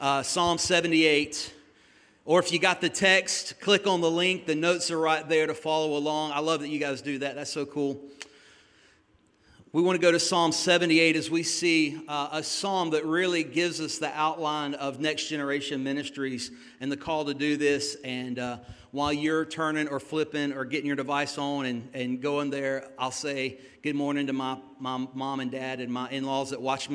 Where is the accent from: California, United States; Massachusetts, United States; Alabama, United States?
Alabama, United States; accent: southern; Excuse my southern. I am from Alabama